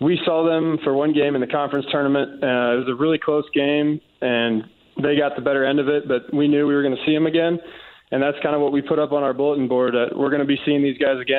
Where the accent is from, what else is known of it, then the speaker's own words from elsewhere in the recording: Cincinnati, Ohio, United States; moved away; I'm from Cincinnati